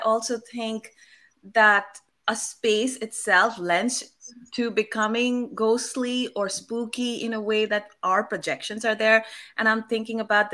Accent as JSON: {"language": "English", "town": "Kolkata", "region": "West Bengal", "country": "India", "tie": "born or raised there", "said": "I come from Calcutta and I was born there"}